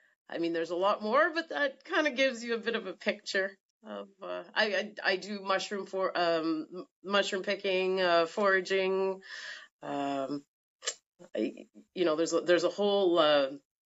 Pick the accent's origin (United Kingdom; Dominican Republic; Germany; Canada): Canada; Timmins, Ontario; moved away as an adult; also born or lived in Toronto; now in Sudbury, Canada; I grew up in Timmins on 80 acres.